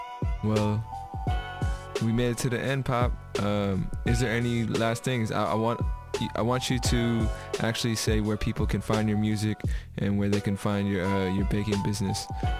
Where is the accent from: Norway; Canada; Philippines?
Philippines; You know, I'm Filipino, so there's meat in our diet, like crazy meat in our diet.